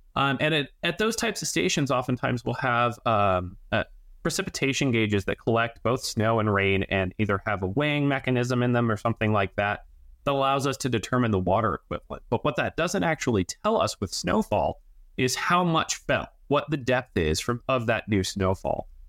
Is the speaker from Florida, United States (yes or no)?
no; Denver, Colorado, United States; moved away; I grew up on the Front Range of Denver, Colorado, and, and southeastern metro area